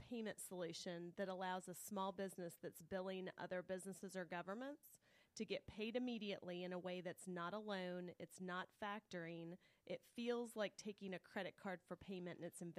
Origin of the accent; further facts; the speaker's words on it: Clarkston, Georgia, United States; growing up in Clarkston, Georgia, our vacation was loading the station wagon and going to my grandparents' house in New York.